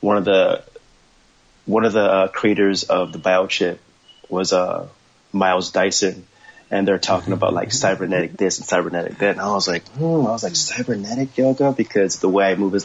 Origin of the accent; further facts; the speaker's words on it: Los Angeles, California, United States; also born or lived in Ohio / San Gabriel Valley / Orange County; I was born in Ohio, raised in Los Angeles, but I was raised in Hollywood